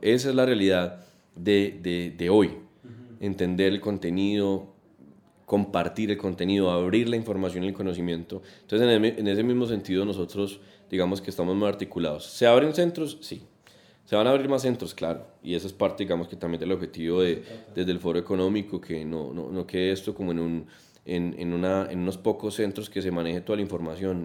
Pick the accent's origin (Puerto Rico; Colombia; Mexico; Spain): Colombia; como colombianos